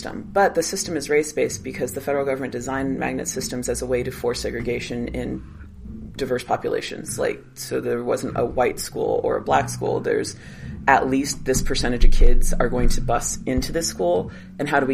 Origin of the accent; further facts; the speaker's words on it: Los Angeles, California, United States; I was raised in Van Nuys, which is mm-hmm. heavily Latino